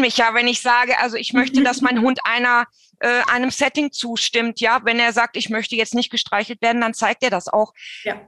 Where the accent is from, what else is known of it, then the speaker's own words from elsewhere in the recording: Germany; bei uns in Deutschland